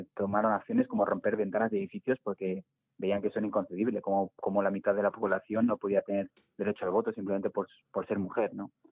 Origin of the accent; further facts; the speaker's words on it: Segovia, Castile and León, Spain; moved away as an adult; now in Madrid, Spain; yo soy de Segovia, de un pueblo de Segovia eh, y me mudé a Madrid